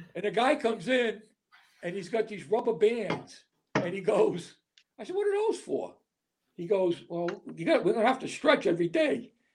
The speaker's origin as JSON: {"language": "English", "region": "Rhode Island", "country": "United States", "said": "I'm from Rhode Island"}